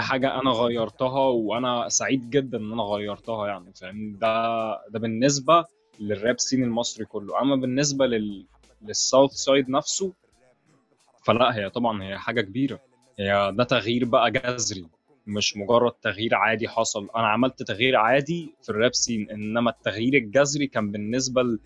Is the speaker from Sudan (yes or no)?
no; Egypt; هنا عندنا في مصر بيتطور